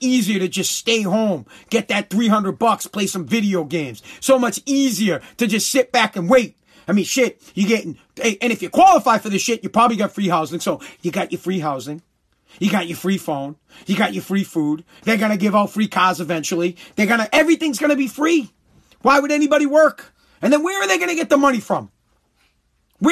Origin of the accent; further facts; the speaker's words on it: United States; I'm an American